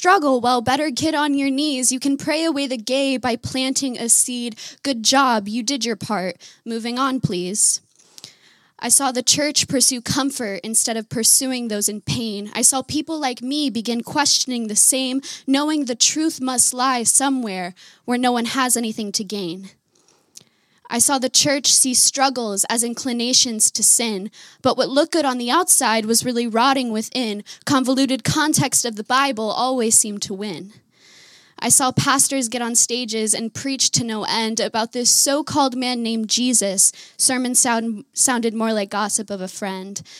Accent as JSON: {"language": "English", "town": "Simi Valley", "region": "California", "country": "United States", "tie": "born or raised there", "said": "I was raised in Francis Chan's church in Simi Valley, California"}